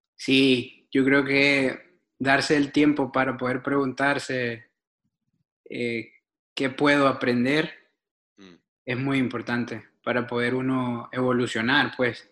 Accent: El Salvador; born or raised there; moved away as an adult; also born or lived in Argentina / Denmark / New York, United States; now in Portland, United States

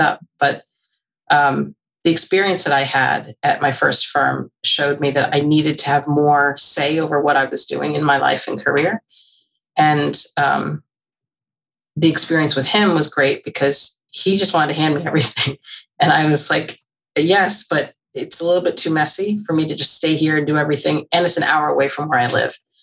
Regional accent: Mercer County, New Jersey, United States; also born or lived in Omaha, Nebraska; I grew up in Mercer County.

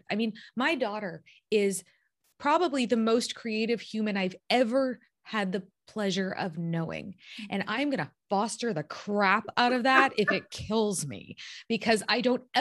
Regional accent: Toronto, Ontario, Canada

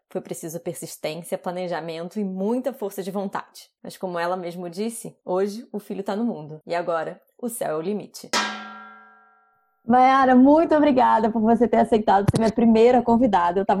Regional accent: Brazil; moved away as an adult; also born or lived in Malta; now in Lisbon, Portugal; Eu saí do Brasil mais ou menos, estava com 31 anos de idade

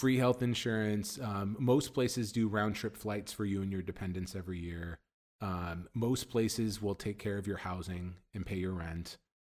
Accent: United States; moved away as an adult; now in Middle East; as an American

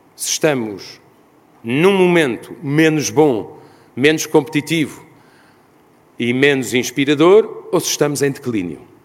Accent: Portugal; como europeu e ainda mais como português

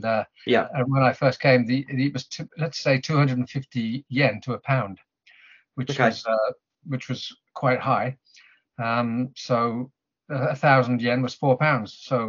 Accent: Birmingham, West Midlands, United Kingdom; now in Japan; if I ever go back to England and get to watch Aston Villa or something in my hometown of Birmingham

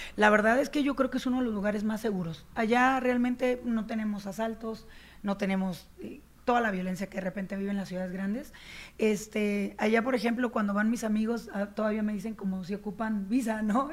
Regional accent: La Paz, Baja California Sur, Mexico; also born or lived in Chicago, United States / Mexico City, Mexico; now in La Paz, Mexico; yo soy nacida en La Paz, Baja California Sur, y entonces cuando yo me voy a Estados Unidos, eh, viví casi 17 años en Chicago

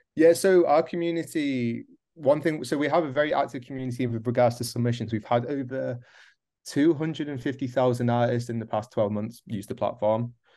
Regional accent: North East England, United Kingdom; moved away as an adult; also born or lived in Midlands, England; now in Berlin, Germany; originally I was born in the Midlands in the U K, moved up to the northeast of England. Gotta mention that, hence the accent.

